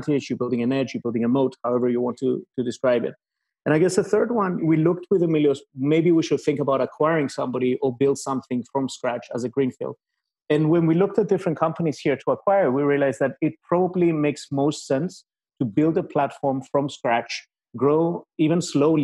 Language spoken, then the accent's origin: English; Cyprus; moved away as an adult; also born or lived in Cambridge, United Kingdom; now in Greece; I'm originally from Cyprus